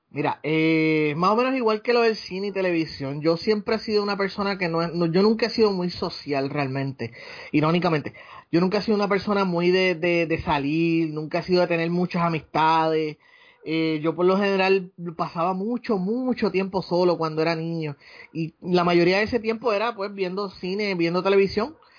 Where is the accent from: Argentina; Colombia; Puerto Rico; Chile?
Puerto Rico; Ponce; moved away as an adult; also born or lived in United States / Aguadilla, Puerto Rico; now in San Juan, Puerto Rico; yo nací, y me crié en Ponce.